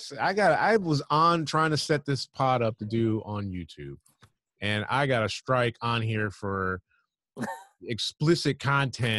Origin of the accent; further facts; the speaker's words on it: New York, United States; I'm from New York.